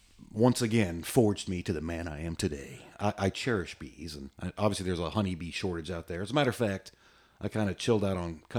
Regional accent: Virginia Beach, Virginia, United States; I remember when I was a kid growing up in Virginia Beach, we had a house on the corner and there was like a sidewalk.

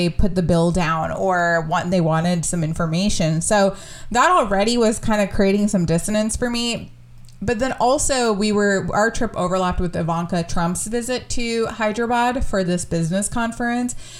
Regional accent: United States; we feel as Indians growing up in America

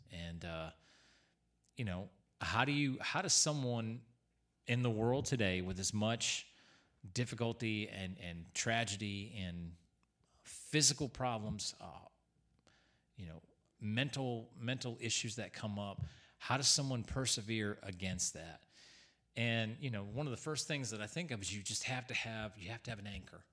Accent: Newington, Connecticut, United States; Growing up in Newington, Connecticut

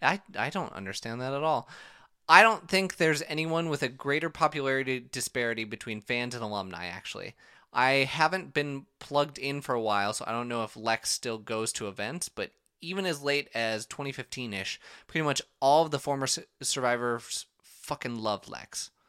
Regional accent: Minnesota, United States; accent: Minnesotan long O; I am Minnesotan, so every O is a long O sound.

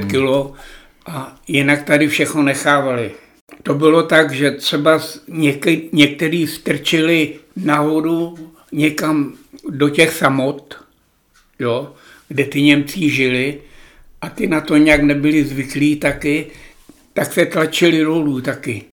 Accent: Plzeň Region, Czechia; born or raised there; also born or lived in Obernkirchen, near Hanover, Germany

